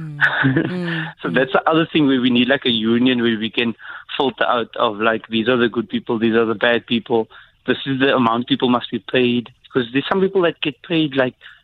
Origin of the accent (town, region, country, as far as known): South Africa